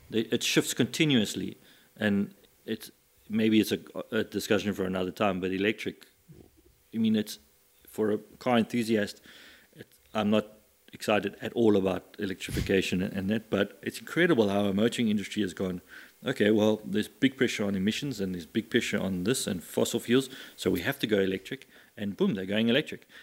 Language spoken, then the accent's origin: English; Scotland, United Kingdom; moved away; I was born in Scotland